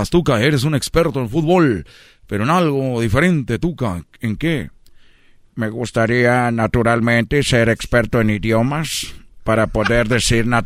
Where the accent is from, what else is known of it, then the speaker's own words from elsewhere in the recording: Nezahualcóyotl, State of Mexico, Mexico; also born or lived in Tepito; además yo soy un mexicano de Tepito, de, yo soy de, de Nesa, y tú eres de Brasil